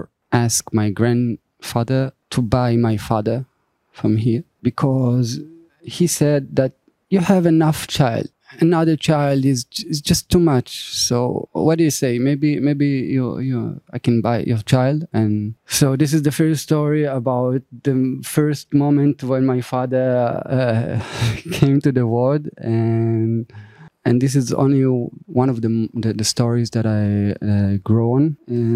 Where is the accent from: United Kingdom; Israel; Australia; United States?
Israel; I was born in a small settlement 45 minutes south of Tel Aviv